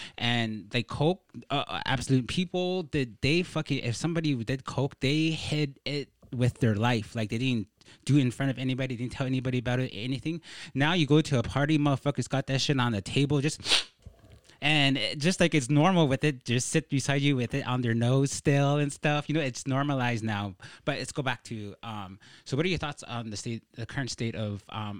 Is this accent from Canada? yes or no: yes; Behchokǫ̀, Northwest Territories, Canada; Braeden and I are indigenous, and we are originally from Bechako or Edzo, which I like to say Edzo.